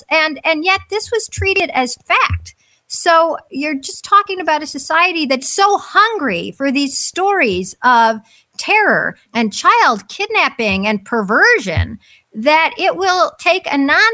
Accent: United States; first language English; I'm an American. I only speak English

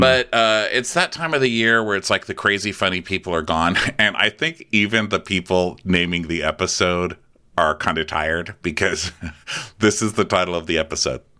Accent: Texas, United States; I'm from Texas

